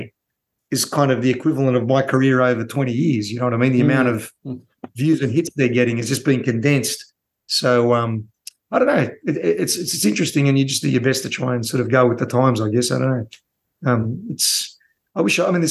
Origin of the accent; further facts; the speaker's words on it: Australia; growing up in Australia